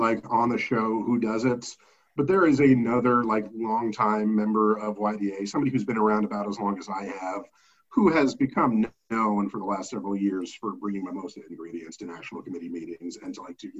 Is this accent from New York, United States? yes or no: no; Kansas, United States